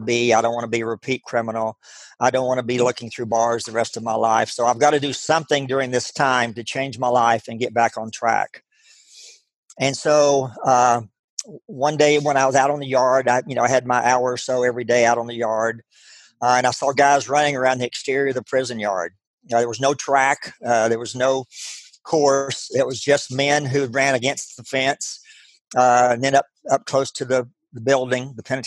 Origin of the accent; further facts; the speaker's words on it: Abilene, Texas, United States; I grew up in West Texas, Abilene, Texas, town of about 120,000 people